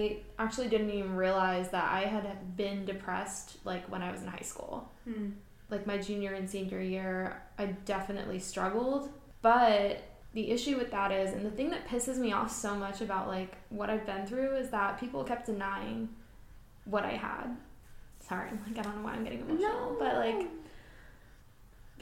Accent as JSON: {"language": "English", "town": "Philadelphia", "region": "Pennsylvania", "country": "United States", "tie": "born or raised there", "said": "I'm from Philly. I was born and raised just outside of Philly, and then I moved into the city after high school"}